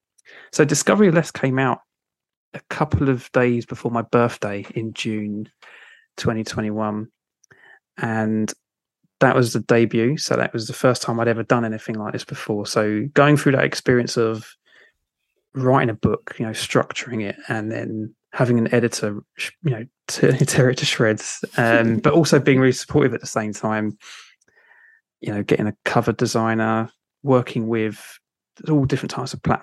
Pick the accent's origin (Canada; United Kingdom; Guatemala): United Kingdom; London; accent: Cockney; I've kind of grew up in South London and travelled the world a little bit, but I've still kept my Cockney tones